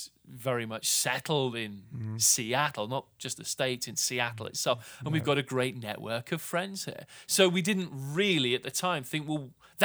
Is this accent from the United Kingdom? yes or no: yes; United Kingdom; But for me, as a Brit who was brought in specifically by the organization from somewhere 4,500 miles away